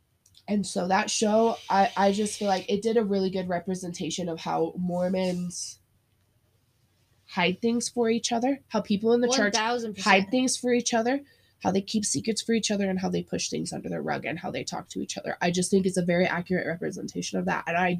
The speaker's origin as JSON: {"language": "English", "region": "Utah", "country": "United States", "tie": "born or raised there", "said": "I knew people growing up in Utah that were not allowed to eat chocolate because there was caffeine in it."}